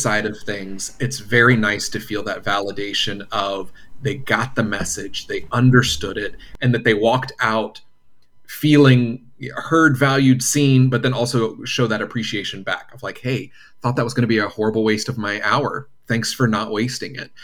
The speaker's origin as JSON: {"language": "English", "town": "Wilmington", "region": "North Carolina", "country": "United States", "tie": "born or raised there", "moved": "yes", "lives_now": "Los Angeles, United States", "said": "Originally born and raised in North Carolina, Wilmington, North Carolina, on the other coast"}